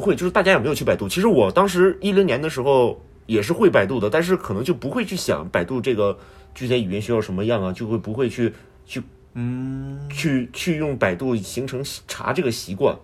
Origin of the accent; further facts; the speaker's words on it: northern China, China; now in Japan; 我们在北方长大的孩子，很多家长都是有这个期待，希望孩子有一个好的学历